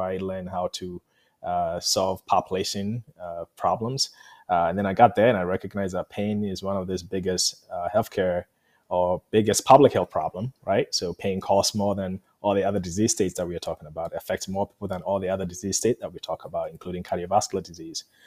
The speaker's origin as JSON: {"language": "English", "country": "Ghana", "moved": "yes", "said": "I'm from Ghana"}